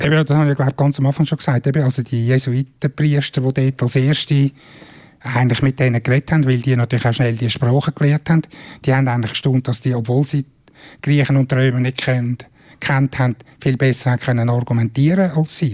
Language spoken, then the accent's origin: German; Switzerland; als Schweizer